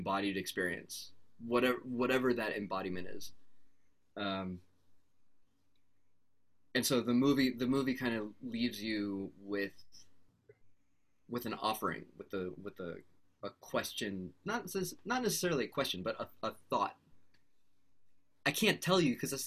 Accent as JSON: {"language": "English", "country": "United States", "tie": "born or raised there", "also_born_or_lived": "Canada / Beirut, Lebanon", "said": "I was raised in the States"}